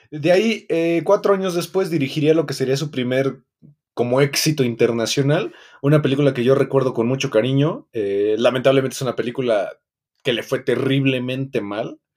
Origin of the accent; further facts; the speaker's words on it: Mexico City, Mexico; Como mexicano. Chilango.